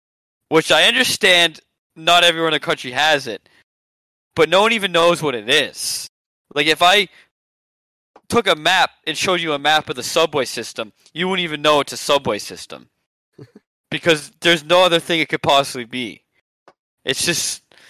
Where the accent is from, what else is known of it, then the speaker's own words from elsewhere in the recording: Ohio, United States; It's my first time visiting New York City. I come from Ohio.